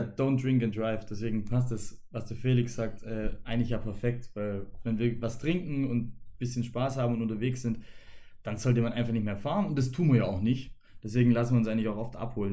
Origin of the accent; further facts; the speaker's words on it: Germany; wir als Deutsche